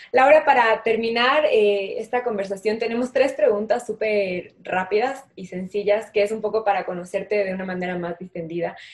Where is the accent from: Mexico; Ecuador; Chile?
Ecuador; nosotras como ecuatorianas